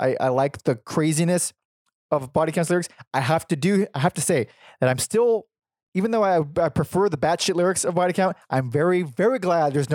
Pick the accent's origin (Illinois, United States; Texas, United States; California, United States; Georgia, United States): California, United States; Los Angeles; everyone I grew up around in East LA.